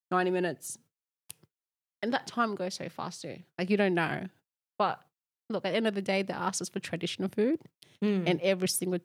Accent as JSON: {"language": "English", "town": "Bamenda", "region": "Northwest Region", "country": "Cameroon", "moved": "yes", "said": "where we are from Bamenda, Cameroon."}